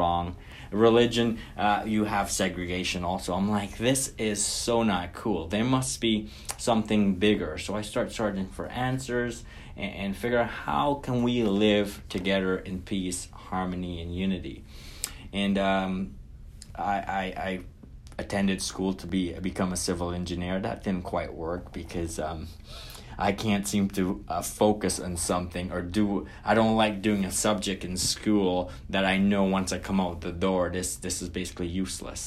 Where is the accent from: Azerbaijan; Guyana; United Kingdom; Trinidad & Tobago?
Guyana; now in North America; I was born and raised in Guyana, South America.